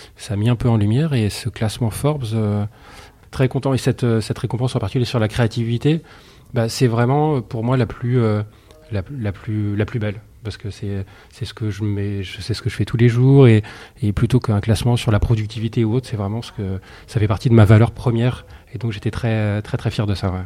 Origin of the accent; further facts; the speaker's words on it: Soissons, Hauts-de-France, France; je suis de Soissons, donc je suis né à Soissons.